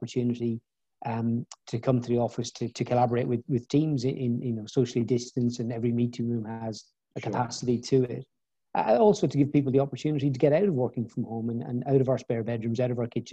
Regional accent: Ireland; moved away as an adult; also born or lived in Bristol; I grew up in Southern Ireland and did my Leaving Cert, which is the A-level equivalent in Ireland.

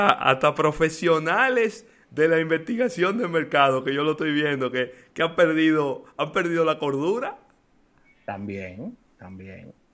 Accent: Dominican Republic; Y también somos los dominicanos, que aunque tenemos que levantarnos día a día a buscar el moro, nos quedamos en casa.

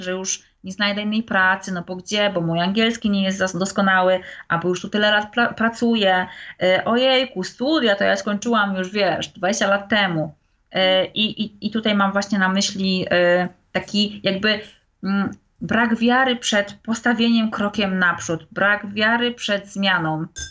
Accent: Wrocław, Lower Silesian Voivodeship, Poland; moved away as an adult; now in England, United Kingdom; Jestem w ogóle z Wrocławia

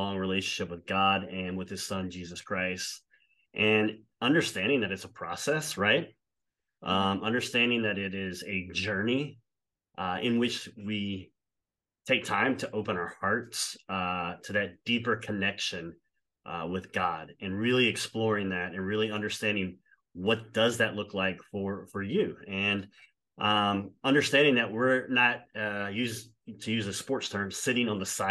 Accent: South Louisiana, United States; I did go to an all boys Catholic high school because I am from South Louisiana

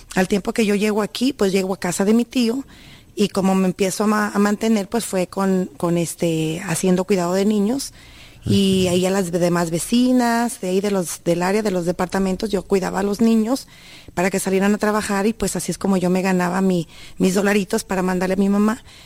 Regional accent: Sierra de Jalisco, Mexico; moved away; yo vengo de la Sierra de Jalisco

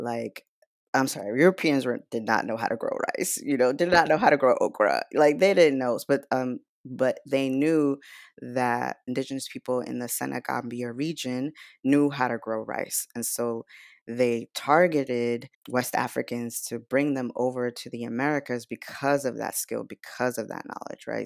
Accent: Nicaragua; now in United States; I was born in Nicaragua

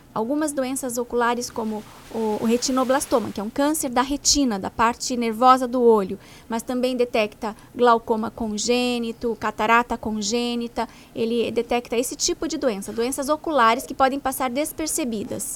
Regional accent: Paraná, Brazil; eu sou do Paraná, então por isso eu falo do Paraná

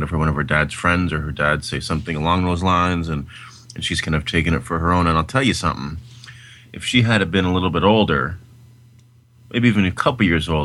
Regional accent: Canada; I'm Canadian.

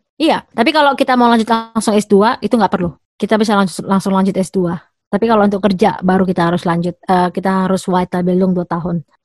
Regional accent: Indonesia; now in Munich, Germany; aku dari Indonesia

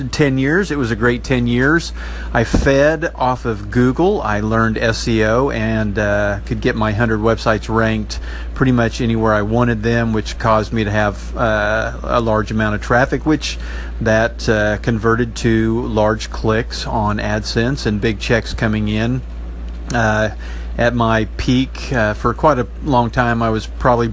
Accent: Enid, Oklahoma, United States; I started my own media company here in my hometown. It's at enidbuzz.com

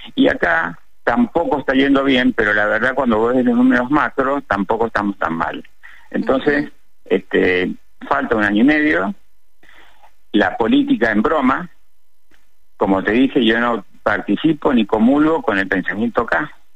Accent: Mendoza, Argentina; como mendocinos

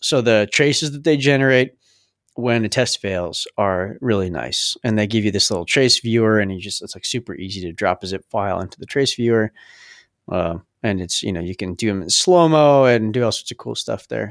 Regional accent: Massachusetts, United States; we are from Massachusetts.

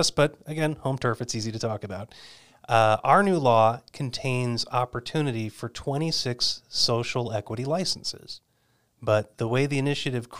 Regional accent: New York, United States; I grew up just outside of New York City.

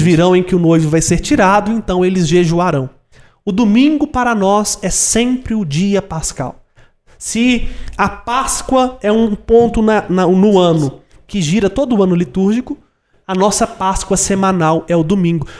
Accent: Brazil; eu nunca saí do Brasil

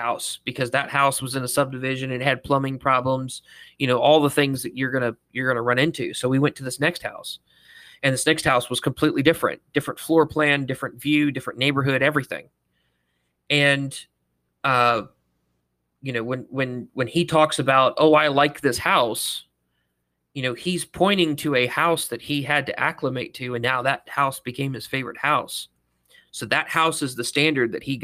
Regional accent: Mississippi, United States; born or raised there; moved away as an adult; also born or lived in North Carolina

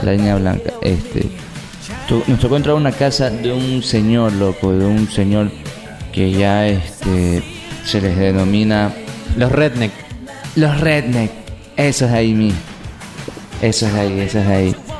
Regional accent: Portoviejo, Manabí, Ecuador; esta es mi tierra, aquí me quedo

